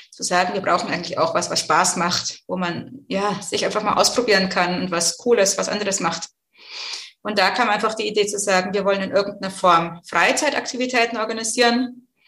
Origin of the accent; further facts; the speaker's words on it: Bavaria, Germany; also born or lived in Brazil; now in Chemnitz, Germany; bin jetzt 42 Jahre alt, wohne in Chemnitz wie man meiner Sprache gut anhören kann, komme ich eigentlich aus dem Frankenland, war aber zwischendrin lange international unterwegs, mehrere Jahre in Brasilien gelebt